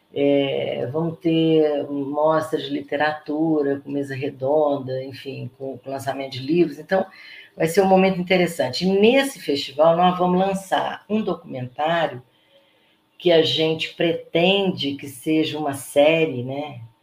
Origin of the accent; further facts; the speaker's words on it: Brazil; nós deixamos de ser brasileiros